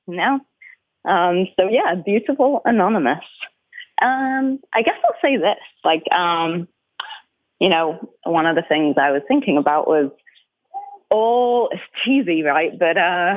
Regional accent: Manchester region, North West England, United Kingdom; accent: northern; moved away as an adult; now in American South, United States; I'm from like the northwest Manchester region, and I the true Mancunians would say I'm not a Mancunian because I'm not a true city girl because I was raised in like the suburb zone

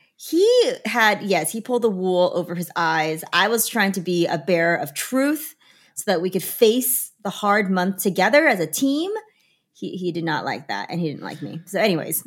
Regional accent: Chengdu, Sichuan, China; now in United States; I stayed the right amount of time here in my hometown

